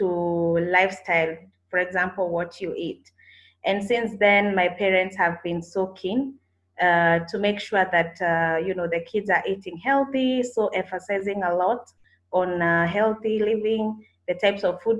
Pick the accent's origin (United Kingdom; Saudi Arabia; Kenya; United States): Kenya; moved away as an adult; now in Kampala, Uganda; I'm actually a Kenyan who relocated to Kampala 3 years ago